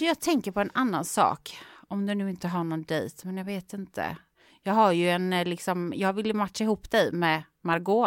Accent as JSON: {"language": "Swedish", "town": "Gothenburg", "region": "Västra Götaland", "country": "Sweden", "tie": "born or raised there", "moved": "yes", "said": "i Göteborg egentligen, min hemstad"}